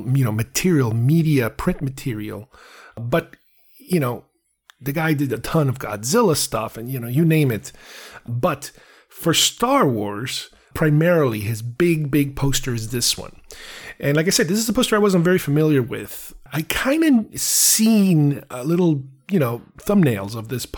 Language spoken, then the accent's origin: English; Uruguay; I'm from Uruguay